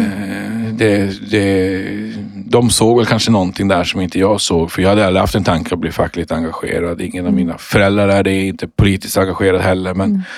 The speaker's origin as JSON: {"language": "Swedish", "town": "Luleå", "region": "Norrbotten County", "country": "Sweden", "tie": "born or raised there", "said": "jag är ju född och uppvuxen uppe i Luleå i, i Norrbotten."}